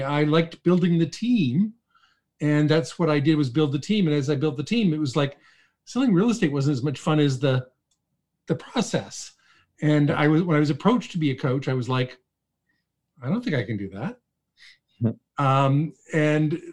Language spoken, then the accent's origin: English; Toronto, Ontario, Canada; also born or lived in Calgary, Alberta / Ottawa; I was born and raised in Toronto